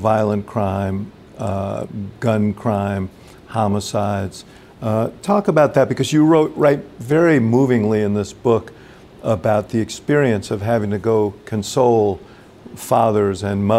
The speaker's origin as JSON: {"language": "English", "town": "Chicago", "region": "Illinois", "country": "United States", "said": "I come from Chicago"}